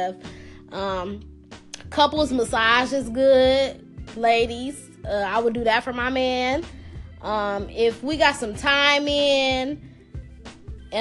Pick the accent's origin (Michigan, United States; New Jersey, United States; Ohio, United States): Michigan, United States; Detroit; I'm from Detroit, and you know, we have a Midwest thing that's called Sweetest Day